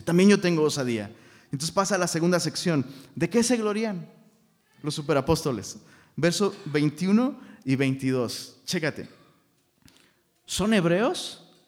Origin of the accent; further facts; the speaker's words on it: Taxco, Guerrero, Mexico; now in Monterrey, Mexico; Yo soy de Tasco